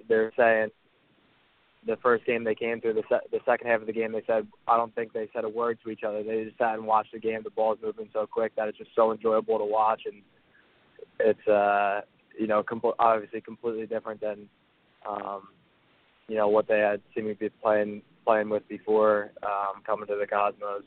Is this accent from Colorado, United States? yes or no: no; Philadelphia, Pennsylvania, United States; also born or lived in Ottawa; I'm from Philly, so I was it was a chance to move back to Philly